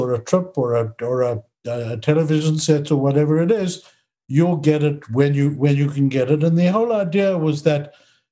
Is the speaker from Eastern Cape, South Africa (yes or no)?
no; Johannesburg, Gauteng, South Africa; moved away as an adult; also born or lived in Israel; now in Canada; I grew up in Johannesburg